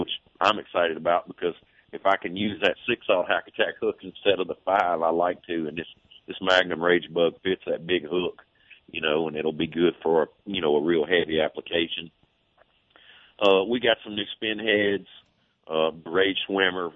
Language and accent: English; Arkansas, United States; moved away; also born or lived in Louisiana; I grew up in Arkansas where the water was June clear